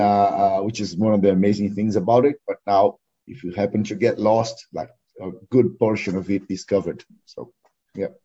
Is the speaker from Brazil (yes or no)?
yes; Porto Alegre, Rio Grande do Sul, Brazil; English is a second language; also born or lived in Canoas; now in New Zealand; I was born in Porto Alegre